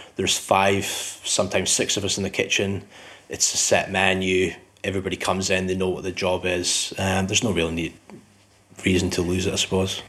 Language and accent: English; Scottish Borders, Scotland, United Kingdom; moved away; also born or lived in Edinburgh; I'm um, originally from Edinburgh, but I grew up in the Scottish borders